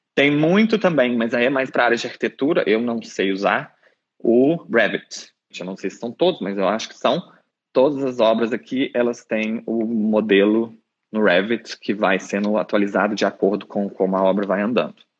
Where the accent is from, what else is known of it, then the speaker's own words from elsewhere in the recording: São João del-Rei, Minas Gerais, Brazil; moved away as an adult; also born or lived in Belo Horizonte; now in Dublin, Ireland; Eu sou do interior de Minas, São João del Rei.